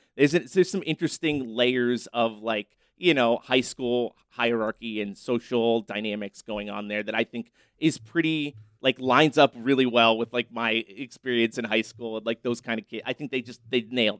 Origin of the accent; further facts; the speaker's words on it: Erie, Pennsylvania, United States; I grew up in Erie, Pennsylvania, so it was always cold around Halloween, like very cold.